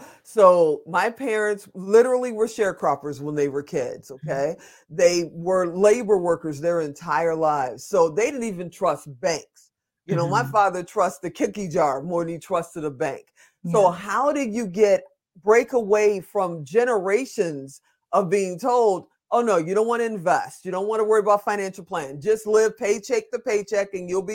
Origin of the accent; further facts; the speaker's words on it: Las Vegas, Nevada, United States; you're coming to Vegas. This is my hometown